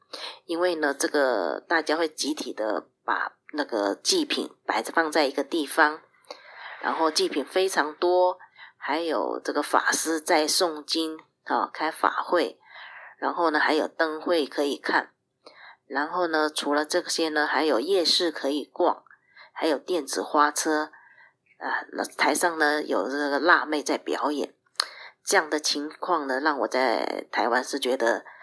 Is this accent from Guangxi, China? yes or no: yes; Guilin, Guangxi, China; moved away as an adult; now in Taiwan; 我是嘉良的妈妈，我来自大陆的广西桂林。